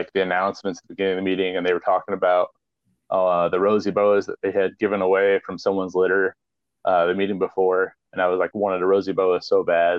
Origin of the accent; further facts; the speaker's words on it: Iowa, United States; when I was a little kid growing up in the Midwest